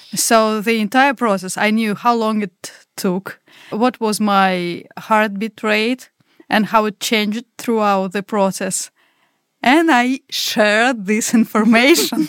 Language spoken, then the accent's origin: English; Russia; English is a second language; also born or lived in Lisbon, Portugal; now in Portugal; I usually say that I'm from Russia